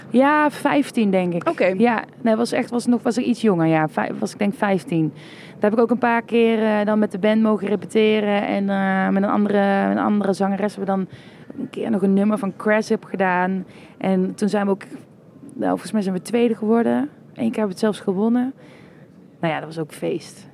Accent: Kessel, Limburg, Netherlands; first language Dutch; ik kom zelf uit Kessel.

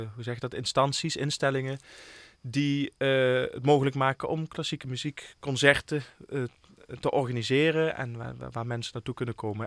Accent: Limburg, Netherlands; Ik ben een Limburger. Ik voel me hier helemaal thuis.

